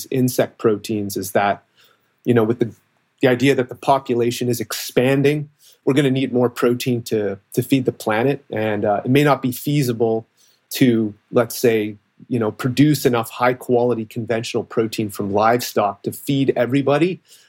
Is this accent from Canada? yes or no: yes; Toronto, Ontario, Canada; Okay, so I'm originally from Toronto, Ontario, so Canadian, as you said.